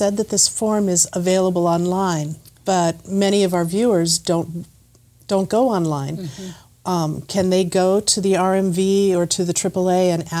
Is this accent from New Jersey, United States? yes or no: no; California, United States; born there; now in Massachusetts, United States; Now, I was born in California, and then I got married in Arizona.